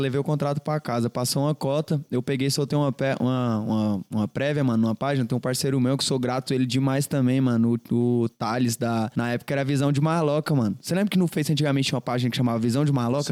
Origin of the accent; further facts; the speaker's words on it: Goiânia, Goiás, Brazil; Nascido e criado em Goiânia, pai. Cria mesmo de Goiânia